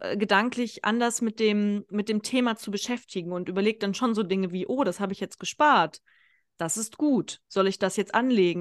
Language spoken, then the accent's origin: German; Kassel, Hesse, Germany; moved away as an adult; now in Konstanz, Germany; meine Heimatstadt Kassel